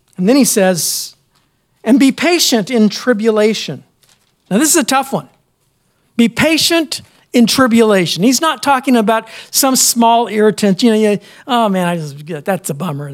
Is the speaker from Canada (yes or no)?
no; United States; as American Christians